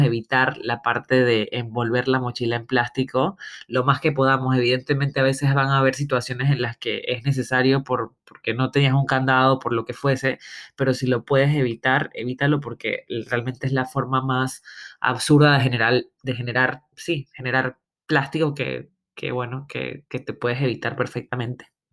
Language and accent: Spanish; Panama; moved away; also born or lived in Barcelona; como le decimos en mi tierra